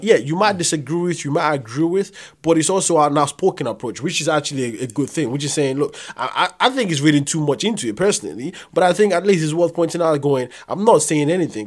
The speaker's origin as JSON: {"language": "English", "country": "Nigeria", "said": "I'm Nigerian"}